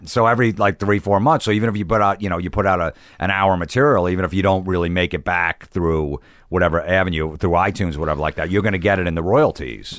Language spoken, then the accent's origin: English; Old Bridge, New Jersey, United States; growing up in New Jersey, in Old Bridge, New Jersey